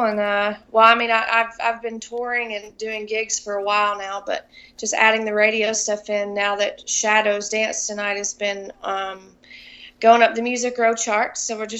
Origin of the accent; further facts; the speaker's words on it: Mount Vernon, Kentucky, United States; I grew up singing in church. I have a wonderfully supportive family, and I was always singing and just always busy growing up in Kentucky